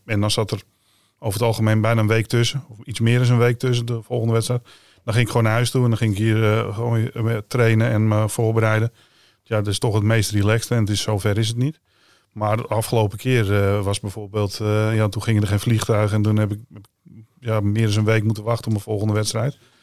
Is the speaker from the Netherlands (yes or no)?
yes; Netherlands; als Nederlander